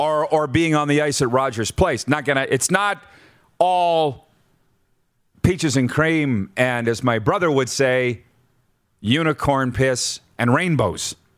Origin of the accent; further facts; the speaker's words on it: Milestone, Saskatchewan, Canada; moved away; the small rink in my hometown of six hundred and forty people that my dad built for me when I was in grade ten, calling senior hockey games on Weyburn Radio